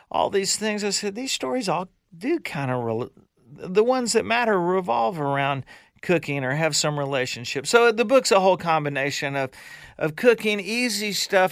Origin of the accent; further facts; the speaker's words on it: Louisiana, United States; I am from Louisiana, and I did grow up with a boathouse in my backyard